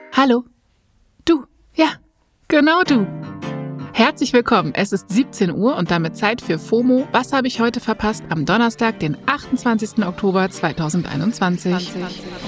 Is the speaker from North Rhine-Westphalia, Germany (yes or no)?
no; Berlin, Germany; als gebürtige Berlinerin